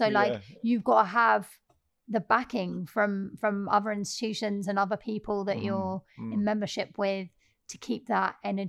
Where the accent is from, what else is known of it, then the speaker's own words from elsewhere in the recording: Peckham, London, United Kingdom; we're young, we're black, we're working class, we're from Peckham.